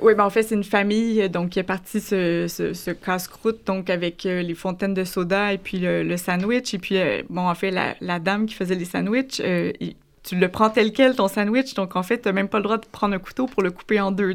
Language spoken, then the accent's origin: French; Montreal, Quebec, Canada; je suis montréalaise